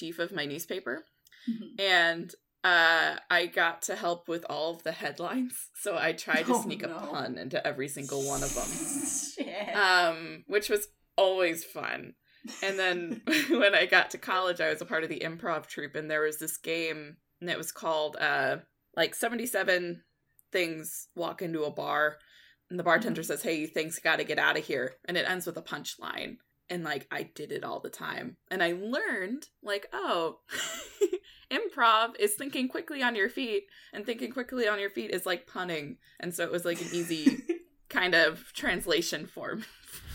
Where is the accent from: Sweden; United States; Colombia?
United States; Midwest; also born or lived in Omaha, Nebraska; I can't hate on the Midwest because I live here